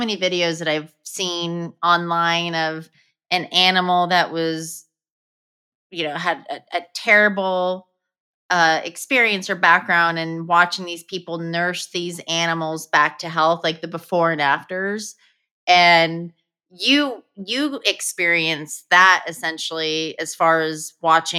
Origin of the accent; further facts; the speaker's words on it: Oklahoma, United States; I am from Oklahoma